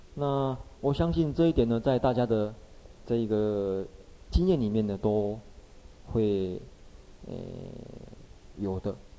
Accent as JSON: {"language": "Chinese", "country": "Taiwan", "said": "我们这个台湾人"}